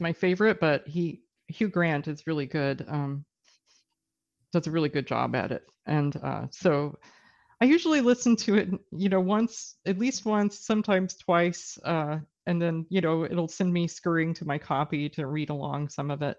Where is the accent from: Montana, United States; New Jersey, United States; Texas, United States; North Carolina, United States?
Texas, United States; now in British Columbia, Canada; I grew up in Texas